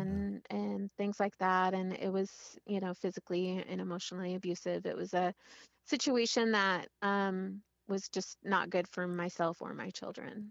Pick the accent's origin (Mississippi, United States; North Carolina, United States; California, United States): California, United States; Monterey; now in Washington, United States; I grew up in Monterey, California